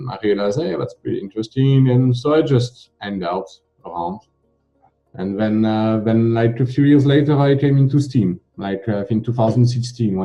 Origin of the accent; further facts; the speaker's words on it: France; I'm from France